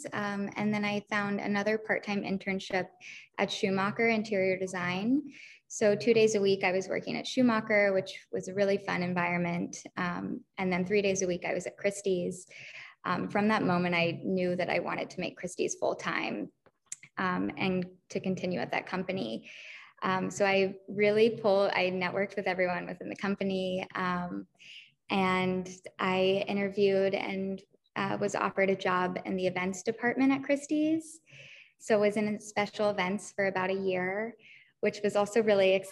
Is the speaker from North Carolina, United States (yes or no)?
yes; Charlotte, North Carolina, United States; moved away as an adult; also born or lived in Sewanee, Tennessee; now in New York, United States; I'm from Charlotte, North Carolina.